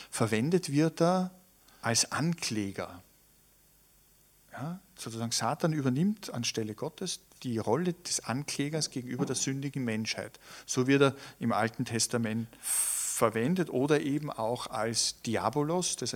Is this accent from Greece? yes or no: no; Tyrol, Austria; Und ich kann mich erinnern, ich bin ja in Tirol aufgewachsen. Für uns Kinder war das, war das schon so ein spannendes Moment.